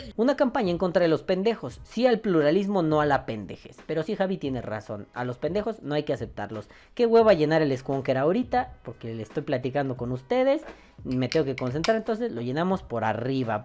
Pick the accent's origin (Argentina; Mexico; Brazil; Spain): Mexico; somos mexicanos